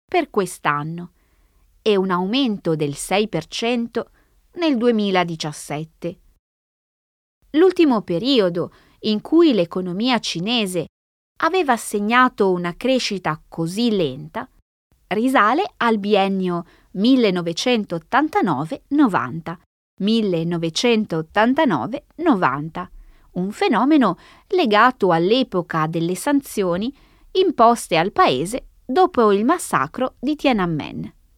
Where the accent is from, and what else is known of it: Italy; first language Italian; moved away